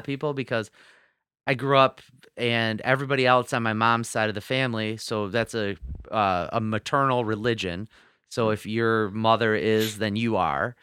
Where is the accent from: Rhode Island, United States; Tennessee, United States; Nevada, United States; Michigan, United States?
Michigan, United States; Detroit; I grew up in Metro Detroit